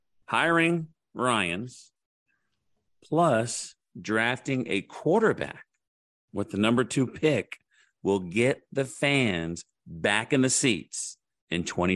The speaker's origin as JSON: {"language": "English", "region": "Oklahoma", "country": "United States", "tie": "born or raised there", "said": "I grew up in Oklahoma"}